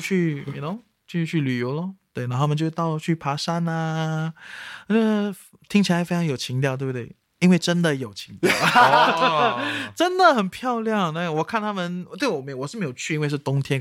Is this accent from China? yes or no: no; Singapore; 身为一个新加坡人